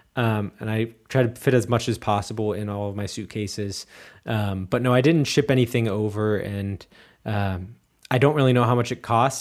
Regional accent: Cincinnati, Ohio, United States; moved away as an adult; also born or lived in Erfurt, Germany; now in Munich, Germany; I'm from, from Cincinnati.

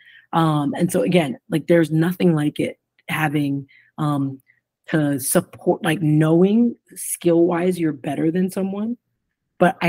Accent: Ohio, United States; moved away as an adult; also born or lived in Arkansas; growing up in Ohio.

